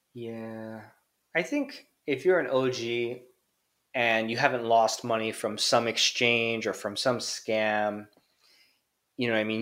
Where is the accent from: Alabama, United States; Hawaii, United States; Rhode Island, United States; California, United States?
Hawaii, United States; moved away as an adult; also born or lived in Tokyo, Japan; now in Japan; growing up in Hawaii